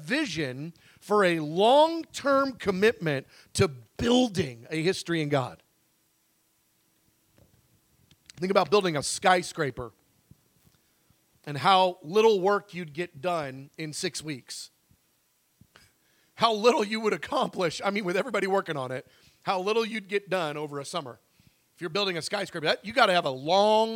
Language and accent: English; United States; American Christians